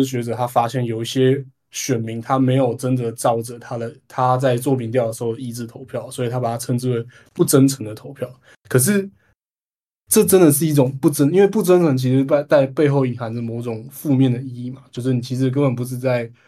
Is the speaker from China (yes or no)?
no; Taipei, Taiwan; 我作为一个台北台北人，我可以就近观测到